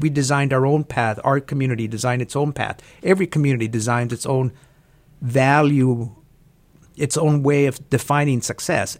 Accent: El Paso, Texas, United States; I was born and raised in El Paso, Texas.

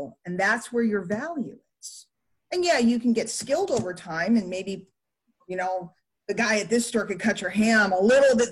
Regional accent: New York City, New York, United States; I grew up in New York City

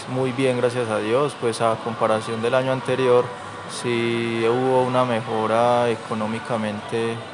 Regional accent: Montería, Córdoba, Colombia; now in Caldas, Colombia; Córdoba. Y bueno pues, nos encontramos una fuente de empleo excelente que nos mejoró el ingreso económico en el 2023.

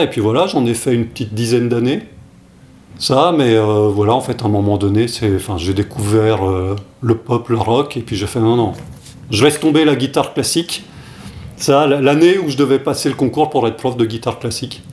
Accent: France; je suis né en France, mais toute mon enfance, mes, étés là-bas

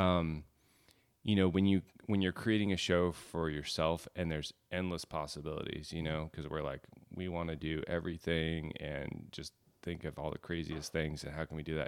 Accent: Alaska, United States; growing up in Alaska

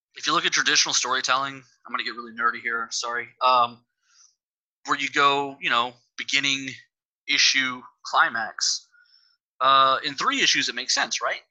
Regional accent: Texas, United States; I'm from Texas, and here in Texas

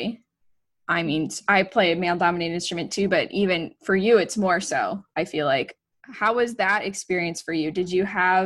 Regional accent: Buffalo, New York, United States; also born or lived in Ohio; I'm originally from Buffalo

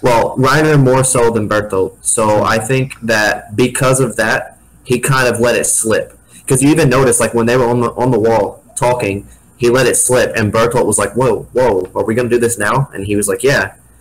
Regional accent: Missouri, United States; I'm the kid from Missouri

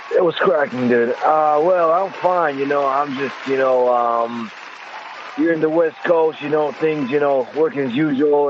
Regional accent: Israel; English is a second language; moved away as an adult; now in Los Angeles, United States; I'm from Israel.

